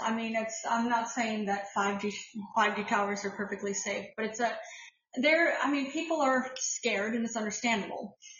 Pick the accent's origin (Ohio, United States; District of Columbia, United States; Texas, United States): Ohio, United States; now in New York, United States; I was raised, born and raised in Ohio, but I'm a New Yorker. This is home.